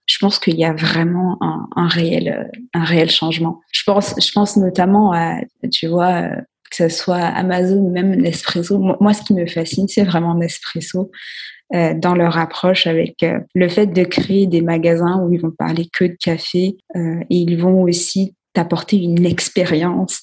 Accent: Guadeloupe; je suis originaire de, de la Guadeloupe

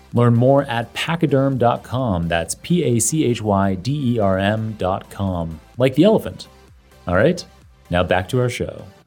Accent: Canada; also born or lived in England / Singapore; now in United States; I'm originally Canadian.

